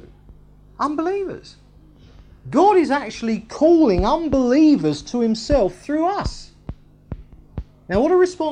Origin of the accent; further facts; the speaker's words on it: England, United Kingdom; I am technically English